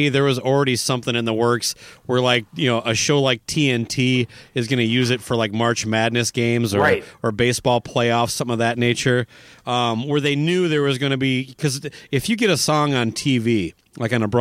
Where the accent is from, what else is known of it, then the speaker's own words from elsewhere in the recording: Owatonna, Minnesota, United States; my hometown, Owatonna